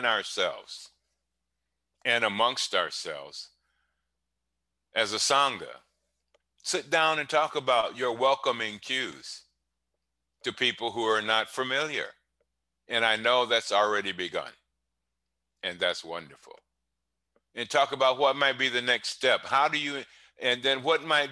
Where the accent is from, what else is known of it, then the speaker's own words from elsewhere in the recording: Cleveland, Ohio, United States; When I grew up in Cleveland, smiling wasn't a practice